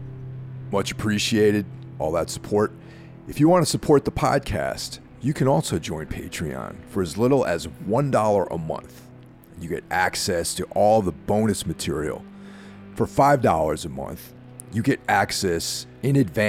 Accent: United States; I'm from the United States

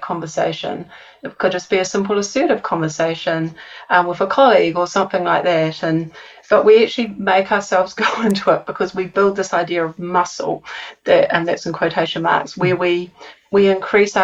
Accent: New Zealand; accent: New Zealand; my New Zealand accent

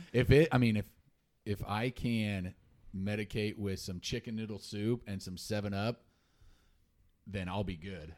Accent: Salina, Kansas, United States; I grew up in Salina till eighth grade

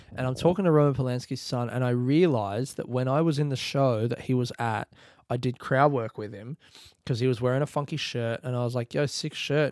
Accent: Australia; I'm from Australia

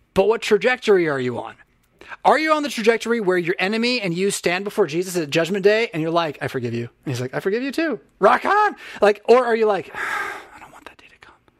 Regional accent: United States; as American Christians

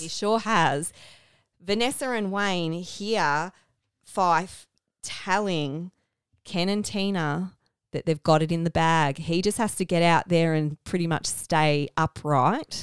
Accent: Melbourne, Victoria, Australia; accent: Australian; we're from the Melbourne suburbs

